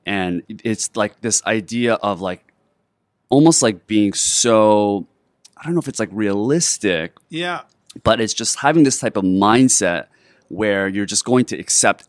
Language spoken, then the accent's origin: English; South Korea; particularly growing up in Korea